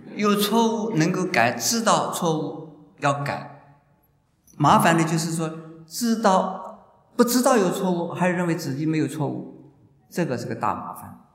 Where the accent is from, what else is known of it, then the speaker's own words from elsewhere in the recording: China; moved away; also born or lived in Japan / United States; 我说我们中国人有妒忌心